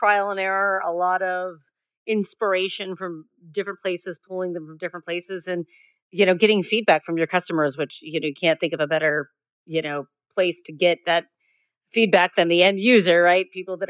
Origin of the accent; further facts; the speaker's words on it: Northeastern Ohio, United States; I'm from Northeastern Ohio